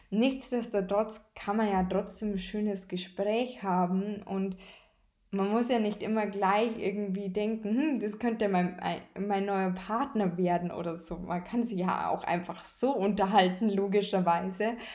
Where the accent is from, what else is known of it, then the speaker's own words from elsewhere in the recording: Bavaria, Germany; Bei uns in Bayern heißt es Fasching.